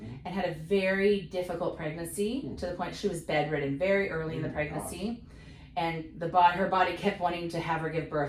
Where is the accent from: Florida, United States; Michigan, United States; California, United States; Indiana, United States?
California, United States; Escondido; I was born in Escondido, California.